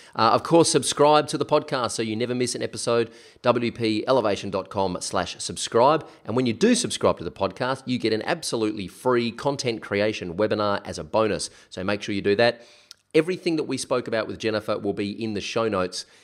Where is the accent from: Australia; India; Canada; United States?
Australia; South Australia; South Australia, which is where I come from